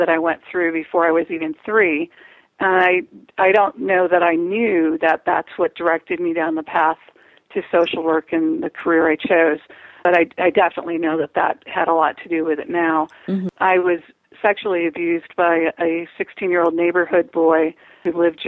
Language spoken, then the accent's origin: English; Chicago, Illinois, United States; I grew up in Chicago, and I have four brothers